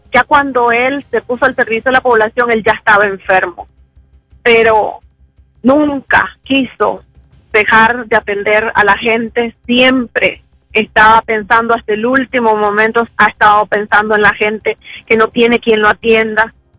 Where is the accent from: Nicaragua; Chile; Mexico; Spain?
Nicaragua; León; gente de mi pueblo